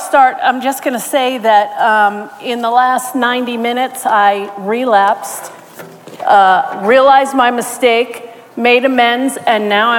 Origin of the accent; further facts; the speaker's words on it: New York, United States; I was born and raised in New York with both my parents, two older brothers, and one younger sister.